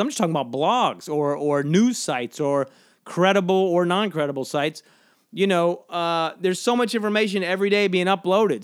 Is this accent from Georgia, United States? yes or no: yes; Georgia, United States; moved away; When I grew up in Georgia, a lot of fellowship talk